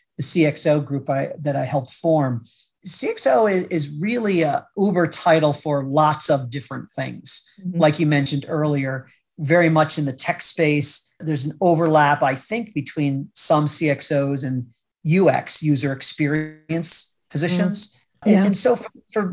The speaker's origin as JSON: {"language": "English", "town": "Troy", "region": "New York", "country": "United States", "tie": "born or raised there", "also_born_or_lived": "Utica, New York / Syracuse, New York / Washington, D.C.", "moved": "as an adult", "said": "I grew up in the Troy area, Troy Albany, Capital District"}